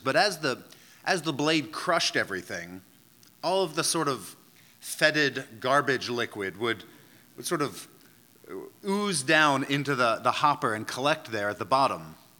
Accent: outside of Philadelphia, Pennsylvania, United States; the local municipality where I grew up outside of Philadelphia

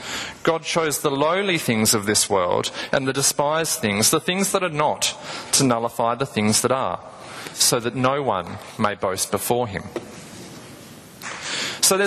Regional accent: Tasmania, Australia; I'm from Tasmania

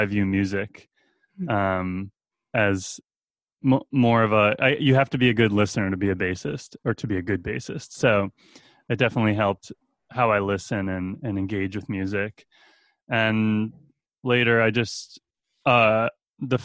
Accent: Boston, Massachusetts, United States; So I'm a Boston native. I grew up outside Boston, actually, technically. I've been living here for my whole life

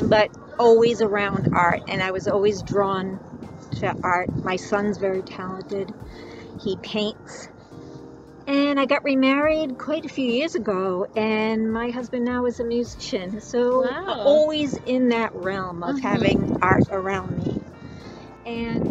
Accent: Cranston, Rhode Island, United States; also born or lived in Barrington, Rhode Island; I was born and raised in Rhode Island. I grew up in Cranston and then moved to Barrington and went to high school in Barrington

